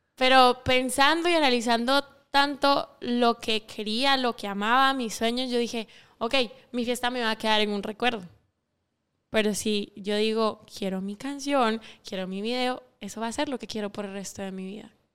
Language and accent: Spanish; Sanarate, El Progreso, Guatemala; yo no soy de la capital, yo soy de Sanarate el Progreso.